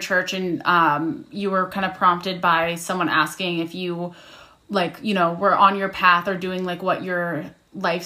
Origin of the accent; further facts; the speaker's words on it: Midwest, United States; I grew up in the Midwest